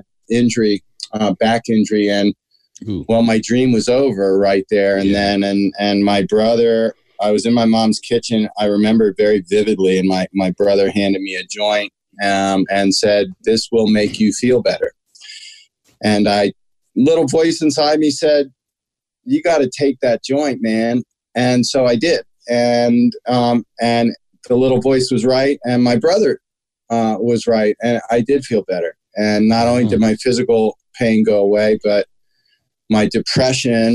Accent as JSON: {"language": "English", "town": "Washington", "region": "District of Columbia", "country": "United States", "tie": "born or raised there"}